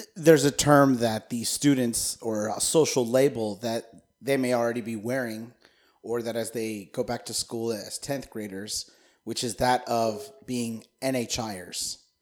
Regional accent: United States; as an American

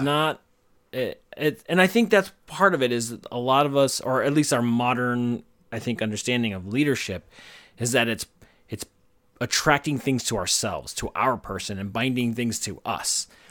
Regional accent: United States; We're Americans

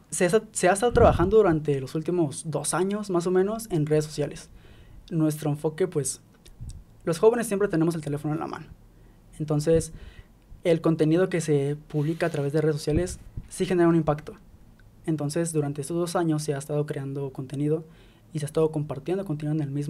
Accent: Mexico; somos mexicanos

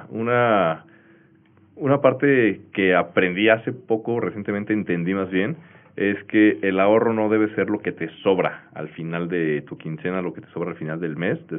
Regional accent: Mexico; Claro, y creo que más que ahorrar es dar el siguiente paso como, como mexicanos, que ya llevamos un rato escuchando pues, la cultura del ahorro

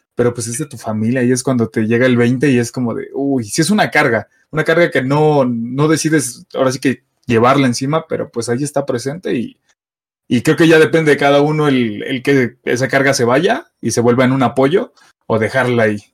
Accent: Mexico City, Mexico; soy de la Ciudad de México, soy chilango

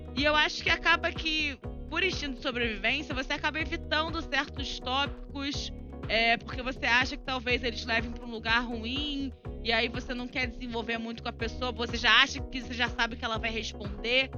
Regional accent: Rio de Janeiro, Brazil; minha cidade natal, Rio de Janeiro

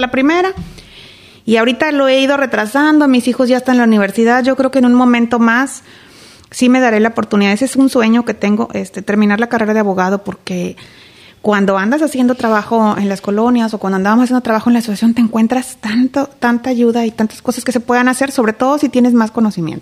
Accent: Reynosa, Tamaulipas, Mexico; nací aquí en Reynosa, nací aquí en la clínica del Seguro Social. Estuve en tres escuelas primarias

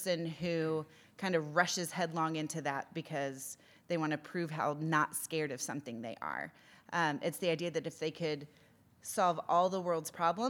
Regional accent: United States; moved away; as the American on staff

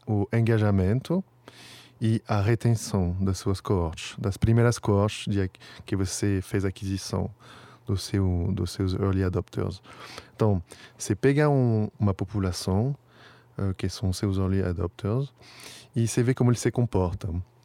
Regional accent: Paris, Île-de-France, France; Portuguese is a second language; moved away as an adult; also born or lived in New York / England; now in São Paulo, Brazil; sou um parisiense da Gema, mas como você falou, faz um tempinho que eu moro aqui, então virei um brasileiro

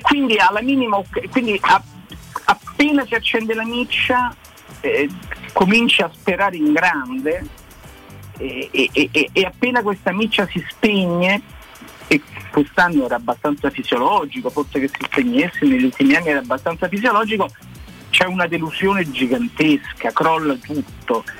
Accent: Rome, Lazio, Italy; io sono cresciuto a San Giovanni

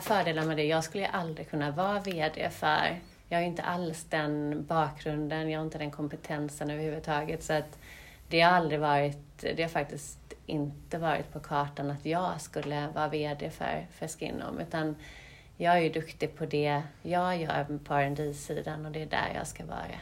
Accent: Sweden; Vi är svenskar

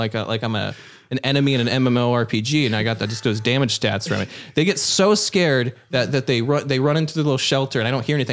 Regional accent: Midwest, United States; I'm a kid from the Midwest.

